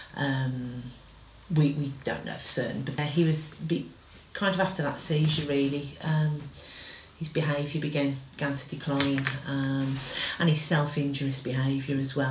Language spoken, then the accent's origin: English; Wolverhampton, West Midlands, United Kingdom; we're from Wolverhampton.